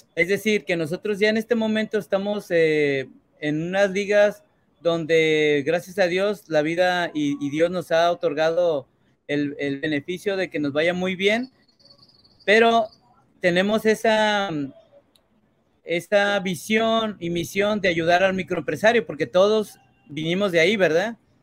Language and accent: Spanish; Mexico; yo, como mexicano